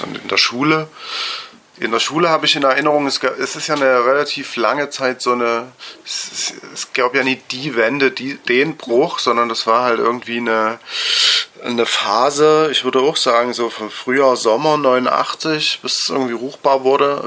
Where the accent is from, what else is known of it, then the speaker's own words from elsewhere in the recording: Dresden, Saxony, Germany; ich bin 1978 geboren in Dresden und auch dort aufgewachsen